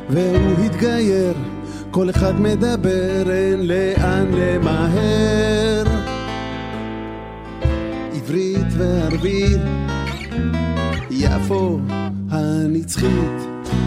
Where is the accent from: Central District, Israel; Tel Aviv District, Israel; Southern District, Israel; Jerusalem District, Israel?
Tel Aviv District, Israel; Jaffa; אז אתם יכולים להבין שבתור ילד למשפחה עם דו-כתבים, ערבי, יהודייה וכאלה, בתוך uh, קן צרעות, אה, עג'מי uh, זה כאילו לגור בעזה במידה מסוימת